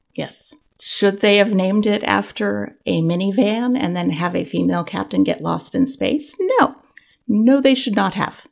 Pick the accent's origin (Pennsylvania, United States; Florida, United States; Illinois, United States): Florida, United States; Central